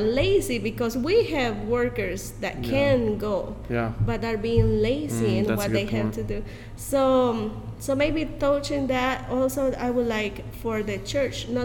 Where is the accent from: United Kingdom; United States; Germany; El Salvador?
El Salvador; We have I think 121 years of having the gospel here in our country